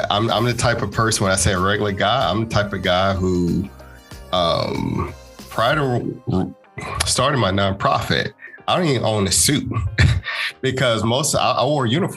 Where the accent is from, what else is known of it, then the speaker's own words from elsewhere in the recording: Chattanooga, Tennessee, United States; moved away as an adult; now in Gwinnett County, Georgia, United States; Born and raised in Chattanooga. I've moved here to Georgia back in 2007